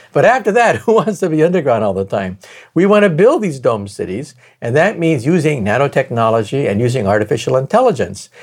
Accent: San Jose, California, United States; I was born in California, in San Jose, which is now the heart of Silicon Valley

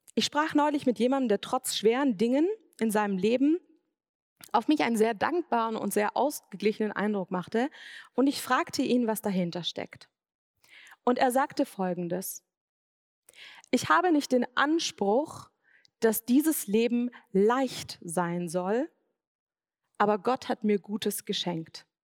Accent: Swabia, Germany; Ich bin im Schwabenland aufgewachsen

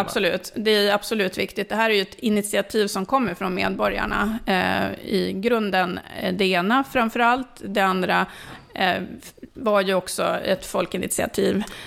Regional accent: Sollefteå, Västernorrland County, Sweden; moved away as an adult; also born or lived in Finland / Gävle / Ånge / Stockholm; now in Söderhamn, Sweden; Jag är uppvuxen i Sollefteå

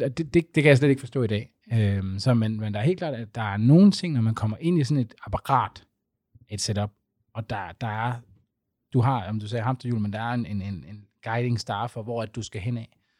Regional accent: Aarhus, Central Denmark Region, Denmark; jeg er fra Aarhus

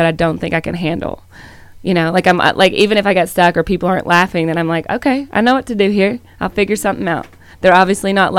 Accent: the South, United States; moved away; also born or lived in California; I grew up in the South

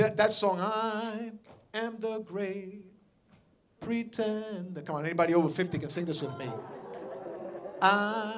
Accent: New York, United States; I'm from New York

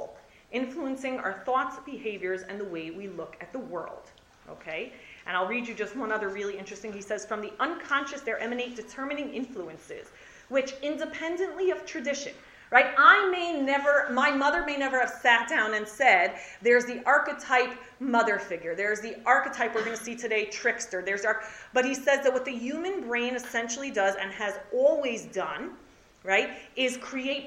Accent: United States; growing up in America

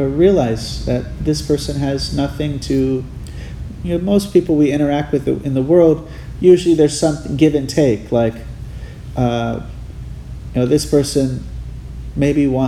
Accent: Hawaii, United States; I grew up in Hawaii

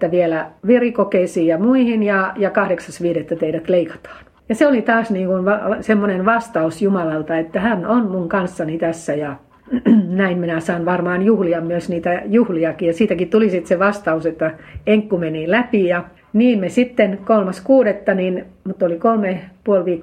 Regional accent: Finland; kun olen maalta kotoisin, niin ei ollut mahdollisuus opiskella keskikoulua.

